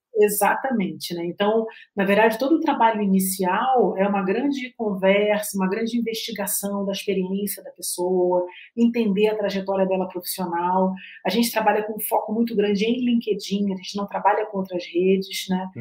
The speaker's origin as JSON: {"language": "Portuguese", "region": "Rio de Janeiro", "country": "Brazil", "moved": "yes", "lives_now": "Curitiba, Brazil", "said": "eu sou carioca"}